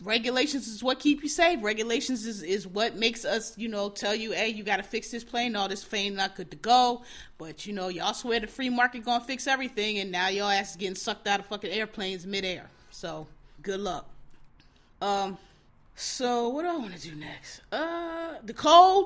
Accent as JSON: {"language": "English", "town": "Philadelphia", "region": "Pennsylvania", "country": "United States", "tie": "born or raised there", "also_born_or_lived": "New York City", "moved": "yes", "said": "I'm born and raised in Philly. I haven't, you know, lived there in a while"}